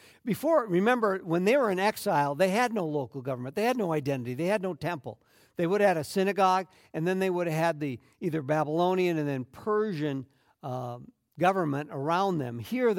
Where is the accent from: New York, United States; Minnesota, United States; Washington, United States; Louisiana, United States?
Minnesota, United States; And my parents' relocation stamped on me being a Minnesotan. Now, I lived all over the place because of different jobs, but at the end of the day, Minnesota was always home and has been for the last 20 years.